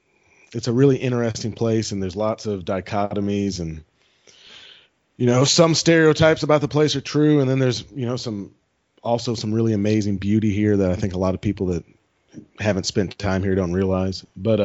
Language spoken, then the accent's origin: English; St. Louis, Missouri, United States; moved away as an adult; now in Arkansas, United States; I grew up in St. Louis, Missouri.